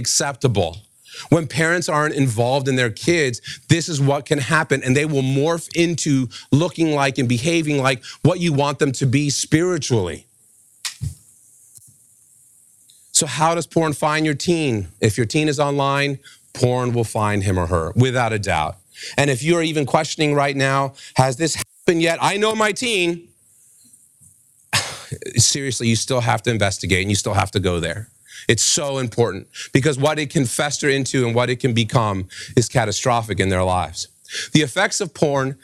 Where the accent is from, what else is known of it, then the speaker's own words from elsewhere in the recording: New York City, New York, United States; When I was raised in New York City